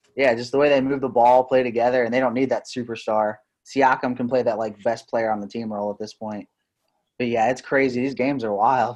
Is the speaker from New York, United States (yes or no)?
no; Southwest Ohio, United States; we are two guys from Southwest Ohio